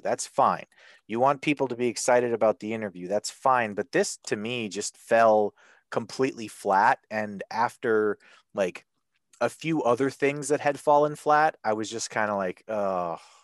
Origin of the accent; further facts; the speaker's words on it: Canada; I'm Canadian